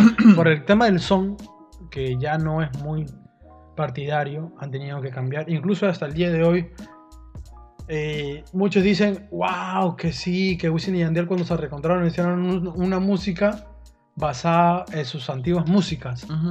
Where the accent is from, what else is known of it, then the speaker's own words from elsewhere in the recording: Peru; nosotros somos peruanos